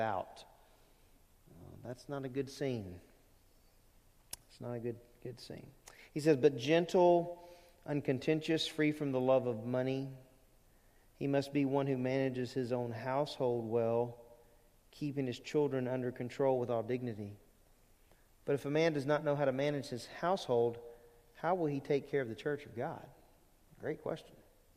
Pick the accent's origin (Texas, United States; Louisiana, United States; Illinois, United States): Louisiana, United States; Lake Charles; moved away; when I was growing up in Louisiana, we had elders at Lake Charles Bible Church